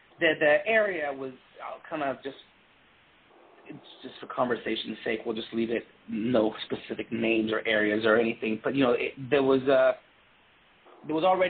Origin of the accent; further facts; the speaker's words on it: Texas, United States; also born or lived in Puerto Rico; I grew up in the South, I grew up in Texas